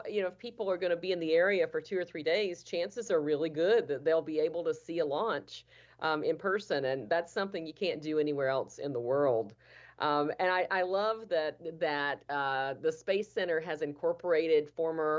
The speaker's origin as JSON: {"language": "English", "region": "Florida", "country": "United States", "said": "my home state that I love"}